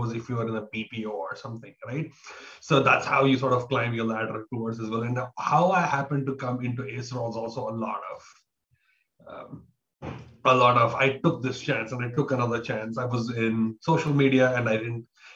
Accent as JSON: {"language": "English", "town": "Bangalore", "region": "Karnataka", "country": "India", "moved": "yes", "lives_now": "Taiwan", "said": "I am from India, from Bangalore, India, down south"}